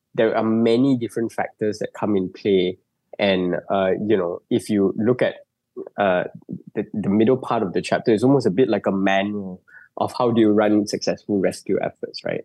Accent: Malaysia; as a Malaysian

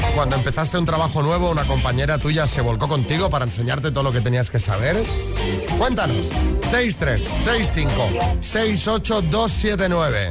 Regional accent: Villalba, Spain; soy de Villalba, no de Valencia

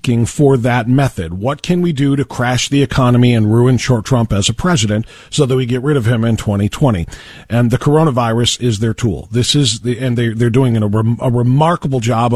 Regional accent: Ohio, United States; here in my home state of Ohio

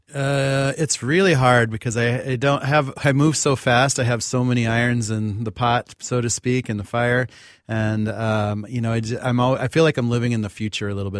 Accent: Pine Ridge Reservation, South Dakota, United States; I grew up on Pine Ridge Reservation in South Dakota, enrolled with the Oglala Lakota.

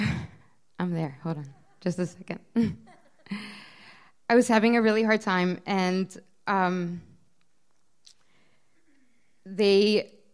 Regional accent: Baltimore, Maryland, United States; also born or lived in Israel; I turned two on the airplane from Israel to Baltimore. We were immigrating.

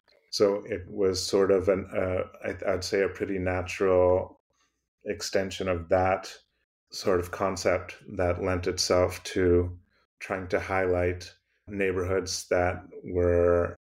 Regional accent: Massachusetts, United States; maybe growing up in Western Massachusetts gave me a sort of affinity for outdoor space.

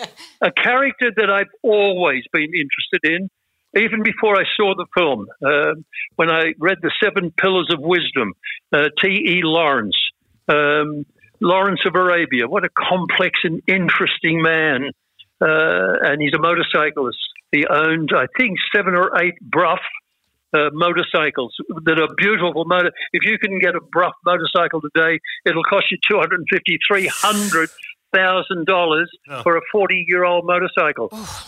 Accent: Australia; as Australian men

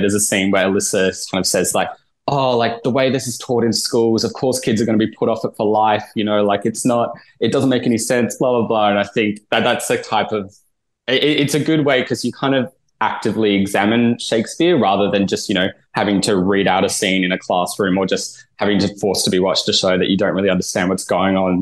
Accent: Adelaide, South Australia, Australia; moved away; I'm from Adelaide originally

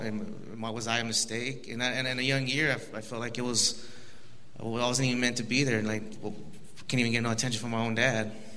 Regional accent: Los Angeles, California, United States; I was born in Los Angeles, California, 1987.

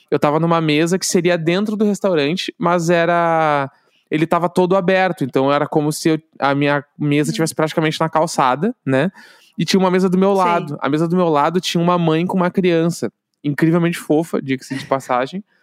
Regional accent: Brazil; Os caras têm que pegar meu passaporte, eu sou brasileiro do nada.

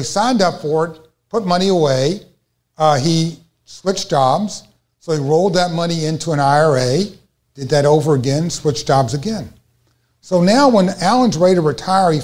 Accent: Louisville, Kentucky, United States; I'm from Louisville, Kentucky

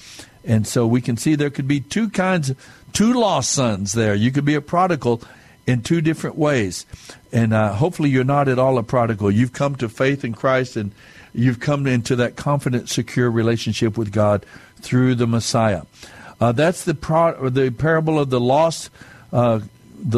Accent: southern New Mexico, United States; being Native American, a Mescalero Apache from the Apache tribe down in southern New Mexico

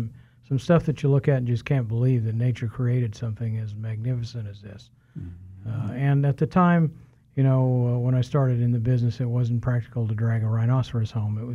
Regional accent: Wichita, Kansas, United States; also born or lived in Norton / El Dorado / Colorado / California; I'm originally from Wichita.

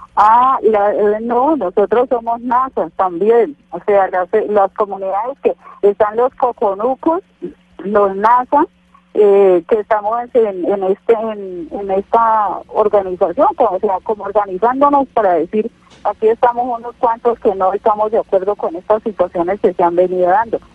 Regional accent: Cauca, Colombia; somos colombianos todos

